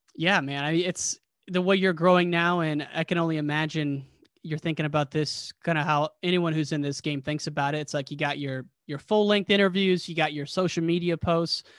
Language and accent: English; United States; now in Chicago, United States; I'm from a small town right in the Quad City area. about six thousand people